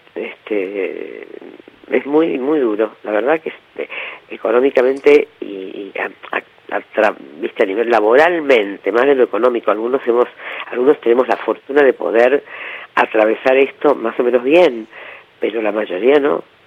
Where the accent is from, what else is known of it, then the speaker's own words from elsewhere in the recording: Argentina; somos todos argentinos y argentinas